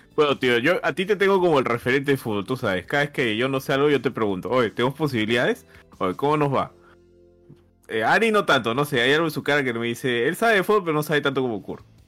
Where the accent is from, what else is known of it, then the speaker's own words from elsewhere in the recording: Peru; somos peruanos